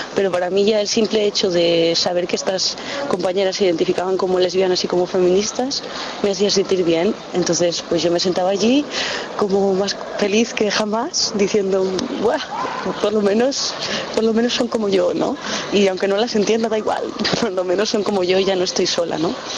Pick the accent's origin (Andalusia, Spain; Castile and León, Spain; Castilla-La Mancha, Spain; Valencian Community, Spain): Castile and León, Spain; León; moved away as an adult; also born or lived in Hamburg; me he ido de, lo que yo consideraba mi tierra, porque mi tierra no tenía espacio para mí